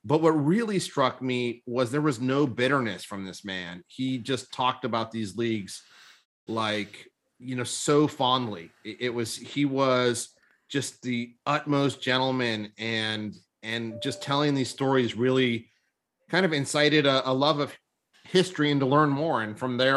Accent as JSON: {"language": "English", "region": "Southern California", "country": "United States", "tie": "born or raised there", "also_born_or_lived": "Boston", "said": "I grew up in Southern California. I was actually born in Boston, but grew up in Southern California"}